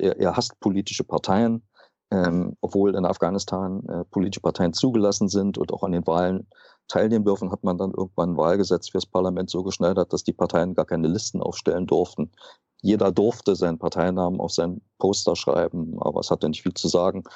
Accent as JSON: {"language": "German", "country": "Germany", "said": "auch habe ich das immer wieder gehört als Deutscher"}